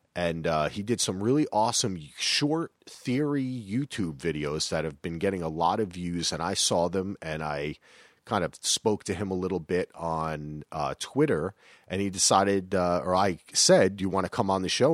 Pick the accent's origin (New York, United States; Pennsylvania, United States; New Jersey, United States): New Jersey, United States; I'm from Jersey